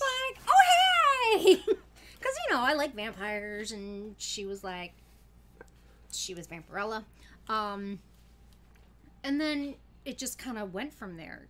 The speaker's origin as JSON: {"language": "English", "region": "Pennsylvania", "country": "United States", "tie": "born or raised there", "also_born_or_lived": "Pittsburgh", "moved": "yes", "lives_now": "Connecticut, United States", "said": "I grew up in Pennsylvania"}